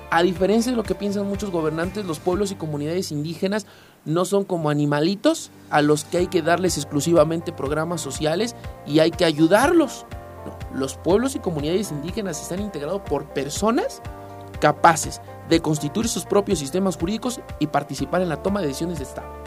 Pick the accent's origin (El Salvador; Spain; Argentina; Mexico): Mexico; sino los pueblos y comunidades indígenas tenemos nuestra propia identidad y también somos mexicanas y también somos mexicanos.